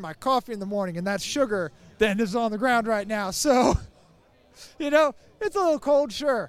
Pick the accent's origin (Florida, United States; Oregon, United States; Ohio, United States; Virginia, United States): Virginia, United States; Lexington; Lexington, Virginia.